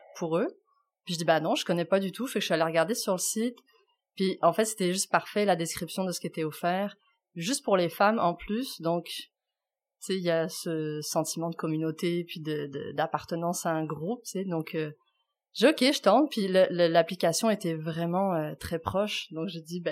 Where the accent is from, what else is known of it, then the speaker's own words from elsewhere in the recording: France; moved away as an adult; now in Quebec, Canada; je suis française